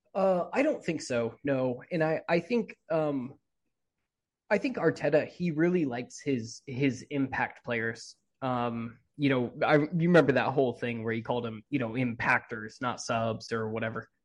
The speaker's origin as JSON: {"language": "English", "country": "United States", "said": "as an American"}